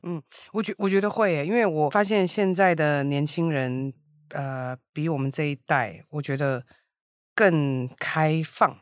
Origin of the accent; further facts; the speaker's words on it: Taiwan; moved away as an adult; now in Japan; 我觉得这是我们台湾人的韧性